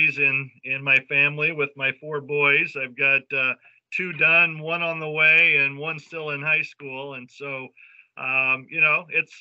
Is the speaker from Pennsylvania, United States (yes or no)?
no; Jasper, Indiana, United States; grew up on a grain and livestock farm in Jasper, Indiana, southwest part of the state